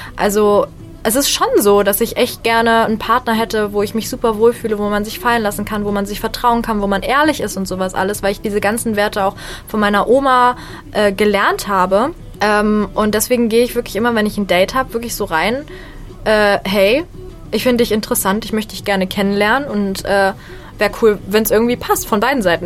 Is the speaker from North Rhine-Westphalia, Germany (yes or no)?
yes; Bonn, North Rhine-Westphalia, Germany; ich bin Stand-Up-Comedian und ich komme aus Bonn